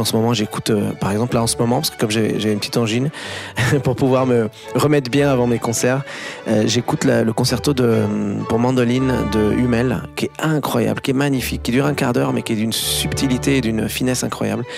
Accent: Beirut, Beirut Governorate, Lebanon; Beyrouth, pour moi, c'est, c'est à la fois le, l'endroit où je suis né, c'est mon enfance

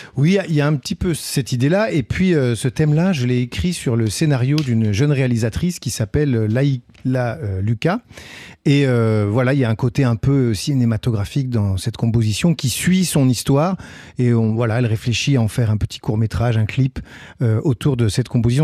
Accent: south of France, France; moved away; quand j'étais petit, je viens du, sud de la France, il y avait un, un petit village à Péonne

